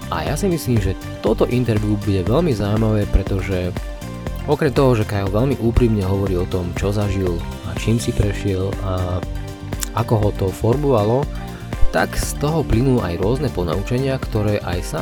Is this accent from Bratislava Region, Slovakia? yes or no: no; Nitra, Nitra Region, Slovakia; A ja som z Nitry z Klokočiny.